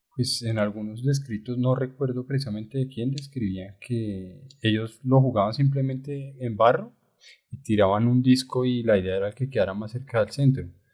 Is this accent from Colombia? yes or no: yes; Colombia; como colombianos nos ha costado trabajo reconocernos